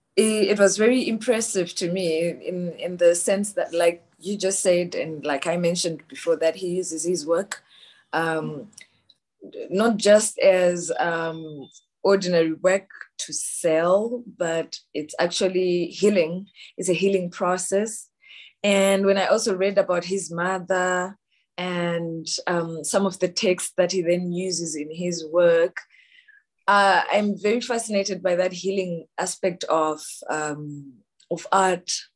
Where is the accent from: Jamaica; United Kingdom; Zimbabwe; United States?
Zimbabwe; I am from Zimbabwe